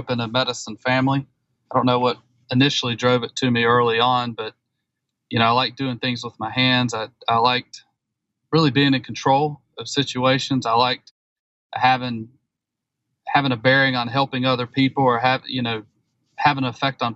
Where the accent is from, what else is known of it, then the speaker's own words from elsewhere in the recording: the Carolinas, United States; Growing up in the Carolinas